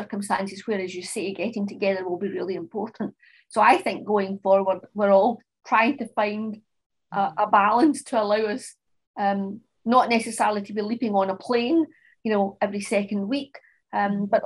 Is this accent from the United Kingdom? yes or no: yes; Scotland, United Kingdom; also born or lived in France / Australia; I'm obviously Scottish, and I've lived in Scotland all of my life, apart from a couple of lengths of time where I lived and worked in France and in Australia